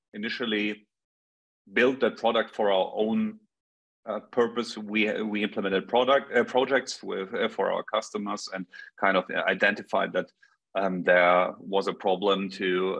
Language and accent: English; Munich, Bavaria, Germany; also born or lived in Stockholm, Sweden; I'm from Munich, Bavaria in Germany, so from Europe, other side of the pond